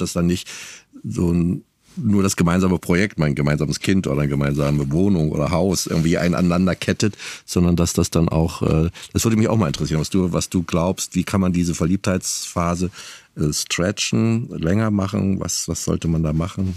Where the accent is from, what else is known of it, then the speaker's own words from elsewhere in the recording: East Germany, Germany; Ich komme aus dem Osten